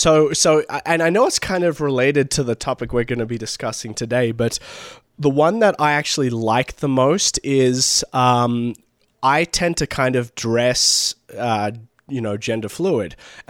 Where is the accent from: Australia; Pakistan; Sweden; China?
Australia; Sydney, New South Wales; moved away as an adult; now in United States; Okay, so I grew up in Sydney, Australia. I do have sort of a slight Americanization of my accent, mainly because I'm one of those people who can pick up accents very quickly. So having lived here in the States for about 6 years now